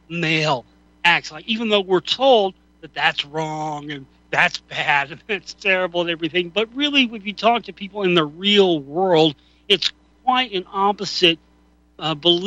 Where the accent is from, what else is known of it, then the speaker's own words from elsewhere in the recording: Dallas, Texas, United States; as a kid growing up in Dallas